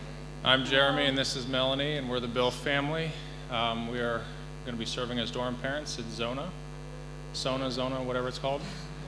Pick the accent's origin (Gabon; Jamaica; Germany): Gabon; I grew up in Africa. I was born in Gabon, and went to boarding school at the age of 6